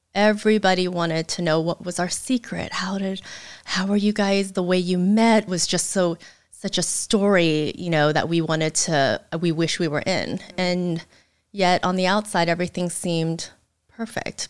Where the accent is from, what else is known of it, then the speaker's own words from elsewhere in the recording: United States; being raised in the States